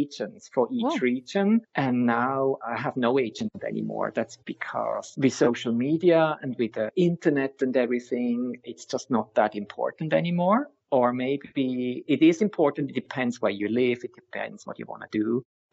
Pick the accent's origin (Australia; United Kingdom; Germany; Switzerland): Switzerland; English is a second language; moved away as an adult; also born or lived in San Francisco, United States / New York, United States; now in Sweden; I grew up in Switzerland, and after studying in the States, I moved to Sweden.